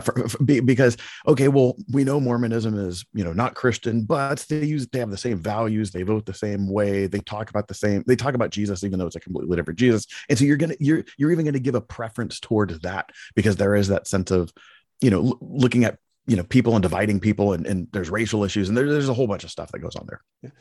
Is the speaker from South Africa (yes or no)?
no; Palo Alto, California, United States; I was born in Palo Alto, California, and, and have lived in America, you know, my whole life